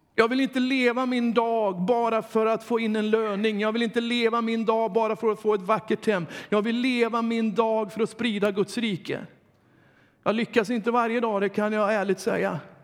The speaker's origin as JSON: {"language": "Swedish", "area": "Dalsland", "region": "Västra Götaland", "country": "Sweden", "also_born_or_lived": "Uppsala", "moved": "yes", "said": "hemma i Dalsland"}